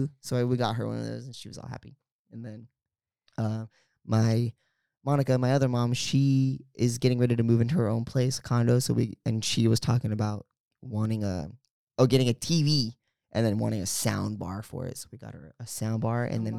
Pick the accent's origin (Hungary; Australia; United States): United States; California; because we're from the Bay. So it's San Francisco Giants colors.